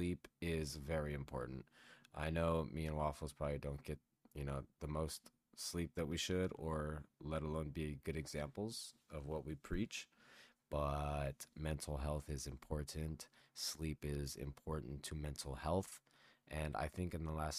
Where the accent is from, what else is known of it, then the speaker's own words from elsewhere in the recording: San Gabriel Valley, California, United States; now in Nevada, United States; I miss the San Gabriel Valley